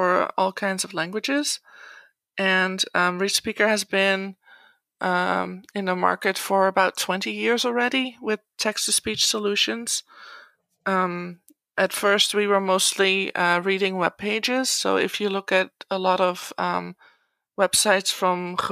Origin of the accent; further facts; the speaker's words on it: Netherlands; moved away as an adult; also born or lived in United States; I grew up in the Netherlands